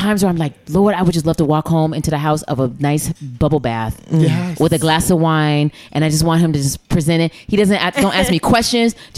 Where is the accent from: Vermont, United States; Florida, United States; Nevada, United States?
Nevada, United States; Las Vegas; now in New York City, United States; I grew up in Vegas